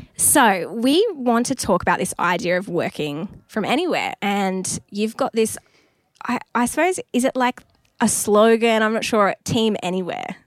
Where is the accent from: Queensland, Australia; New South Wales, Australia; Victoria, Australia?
New South Wales, Australia; Newcastle; Newcastle, which is my hometown, as a Newey local